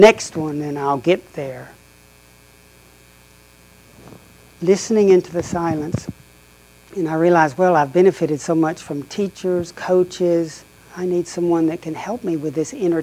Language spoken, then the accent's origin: English; the Bible Belt, United States; moved away as an adult; also born or lived in Oxford, England; growing up in the Bible Belt